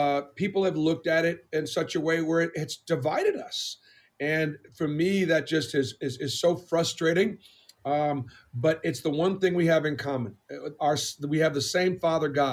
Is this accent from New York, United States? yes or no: no; Boston, Massachusetts, United States; moved away; growing up in Boston was very difficult